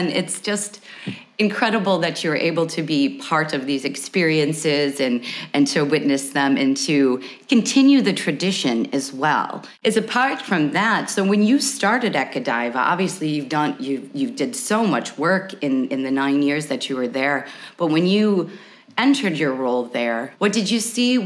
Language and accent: English; United States; being an American